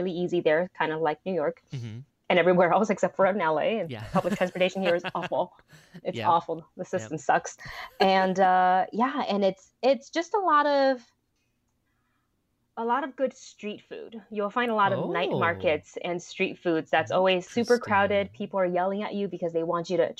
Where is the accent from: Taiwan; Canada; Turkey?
Taiwan; Kaohsiung; also born or lived in Florida; now in United States; I grew up in the city. I grew up in Kaohsiung